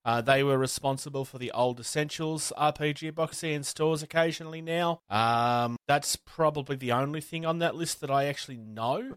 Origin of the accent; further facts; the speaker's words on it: Australia; I'm from Australia